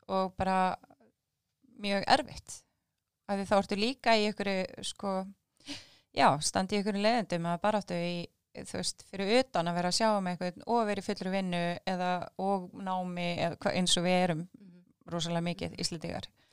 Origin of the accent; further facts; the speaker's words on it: Keflavík, Southern Peninsula, Iceland; við erum nú ættar úr Keflavíkinni